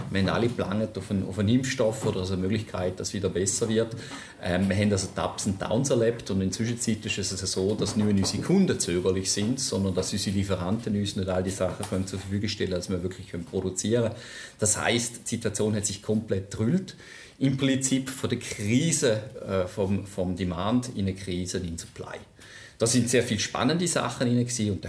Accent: Switzerland; Ich bin, wie man sicherlich gehört, bin ich Schweizer. Ich bin einer der wenigen Pendler, die regelmäßig aus der Schweiz nach Vorarlberg pendelt, von St. Gallen nach

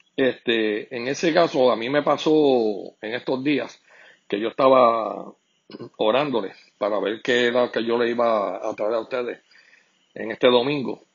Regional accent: Puerto Rico; como todo puertorriqueño

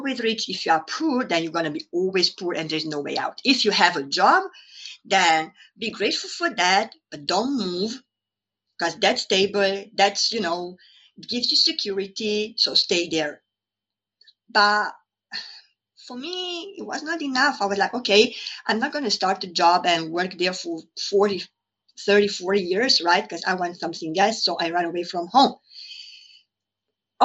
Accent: Transylvania, Romania; moved away as an adult; also born or lived in Hungary; now in London, United Kingdom; I was born in Romania, in Transylvania, and by that time, it was a communist country. So I experienced a lot of lack. I grew up with a mentality of lack.

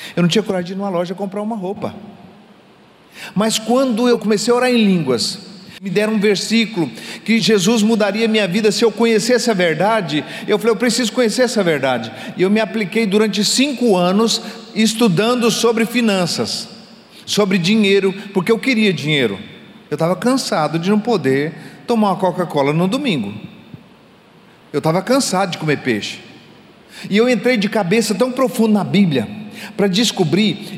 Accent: Goiás, Brazil; accent: goiano; um palavreado bem goiano, lá da minha terra

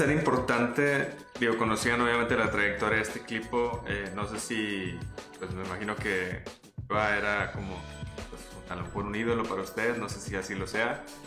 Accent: Mexico; no hablamos mexicano los comentaristas y pues es español

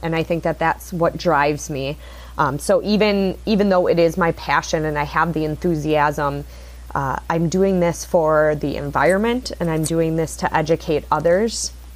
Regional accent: Sheboygan, Wisconsin, United States; I grew up here in Sheboygan, Wisconsin.

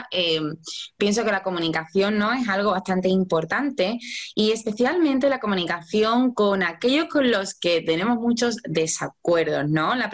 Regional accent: Mexico; ah, tengo 44 años y soy de México.

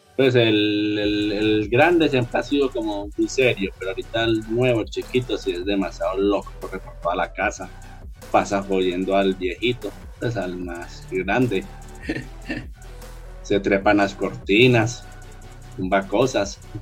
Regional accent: Colombia

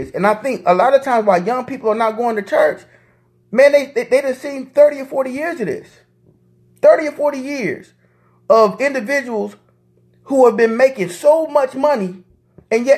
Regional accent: Indianapolis, Indiana, United States; I'm from Indianapolis

